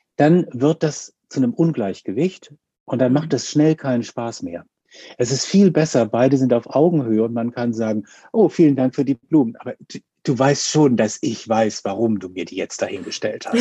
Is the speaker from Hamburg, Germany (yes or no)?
yes; Hamburg, Germany; ich komme aus Hamburg